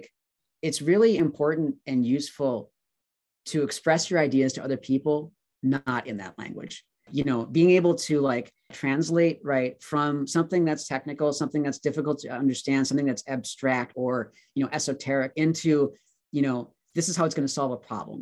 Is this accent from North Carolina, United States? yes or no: no; Wisconsin, United States; moved away as an adult; also born or lived in Virginia; I wanted to move back to Wisconsin. I was from Wisconsin. My parents still live in Milwaukee.